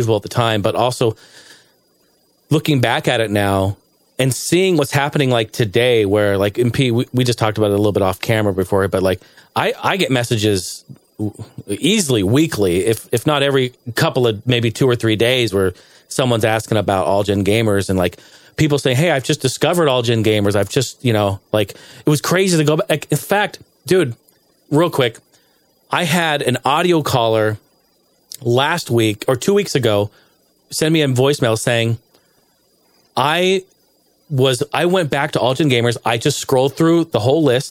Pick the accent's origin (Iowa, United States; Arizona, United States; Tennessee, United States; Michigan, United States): Arizona, United States; I was from Arizona